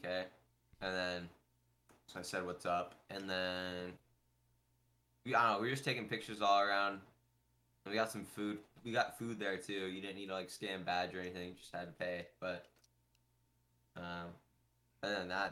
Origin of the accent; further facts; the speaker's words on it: Orange County, California, United States; I'm from Orange County